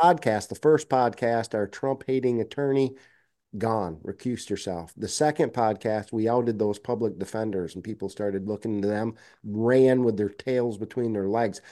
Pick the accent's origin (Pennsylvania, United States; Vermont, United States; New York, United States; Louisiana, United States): Vermont, United States; Bennington; my hometown of Bennington.